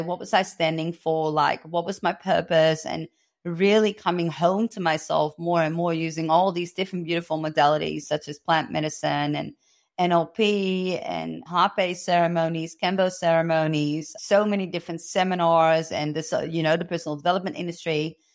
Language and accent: English; Amsterdam, North Holland, Netherlands; moved away as an adult; now in Australia; I was born and raised in Amsterdam